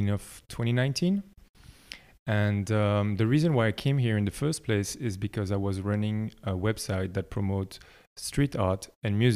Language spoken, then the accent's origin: English; Belgium; moved away as an adult; also born or lived in France; now in Berlin, Germany; I'm from Belgium originally, uh, but I grew up between France and Belgium um, until I was like 19